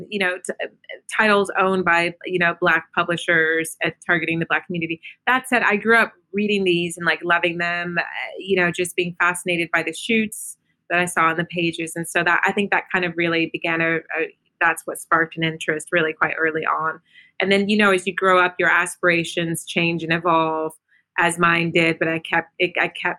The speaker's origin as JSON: {"language": "English", "region": "Virginia", "country": "United States", "tie": "born or raised there", "also_born_or_lived": "Germany / New York", "moved": "as an adult", "lives_now": "London, United Kingdom", "said": "raised in Virginia"}